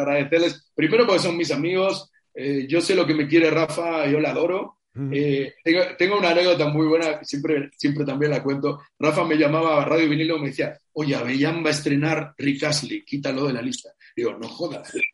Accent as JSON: {"language": "Spanish", "country": "Argentina", "also_born_or_lived": "Spain / Mexico", "moved": "yes", "said": "no hubiese conseguido en Argentina lo que conseguí en España jamás"}